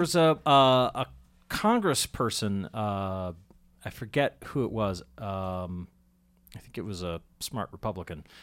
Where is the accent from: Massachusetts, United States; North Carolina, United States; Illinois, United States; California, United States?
Massachusetts, United States; Andover; I grew up in Andover, which actually I, I don't know how it still handles things, but I grew up in Andover, and when I was a kid, you know, my parents would go to town meeting.